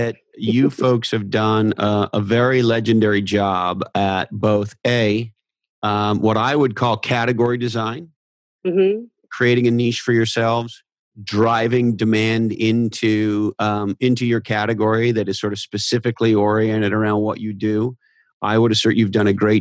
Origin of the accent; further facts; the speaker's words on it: Montreal, Quebec, Canada; now in United States; I was born in Montreal